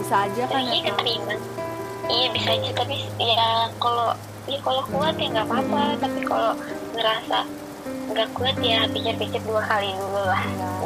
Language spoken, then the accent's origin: Indonesian; Aceh, Indonesia; aku kan sebenarnya tuh mau kuliah di Aceh karena aku orang Aceh